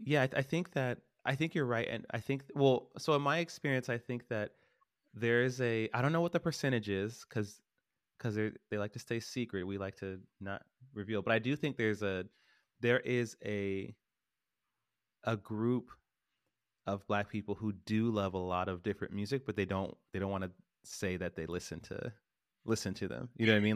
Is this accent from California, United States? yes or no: yes; Stockton, California, United States; I grew up in Stockton.